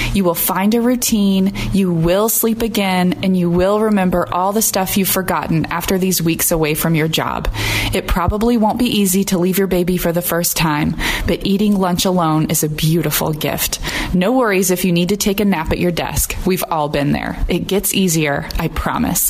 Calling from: Gilbert, Arizona, United States; I am calling in from Gilbert, Arizona

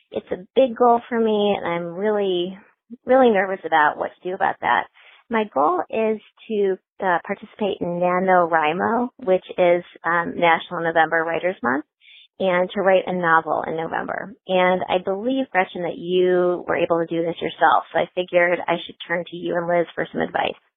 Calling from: Indianapolis, Indiana, United States; I'm calling from Indianapolis.

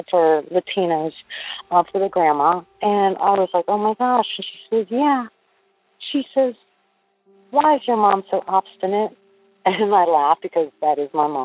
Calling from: Florida, United States; I'm calling from Florida

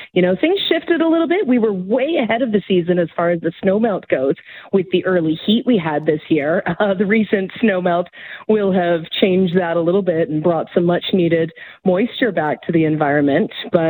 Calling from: Calgary, Alberta, Canada; I'm speaking from Calgary, of course, so I've got a little bit more familiarity with the local area.

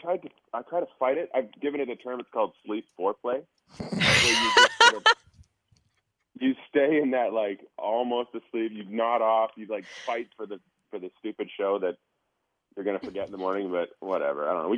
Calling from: Abbotsford, British Columbia, Canada; I'm calling from another time zone, far, far away. That's much earlier than where you guys are at. A magical place called British Columbia, Abbotsford.

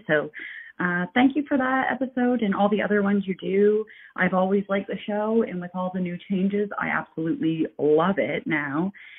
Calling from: Heartland, New Brunswick, Canada

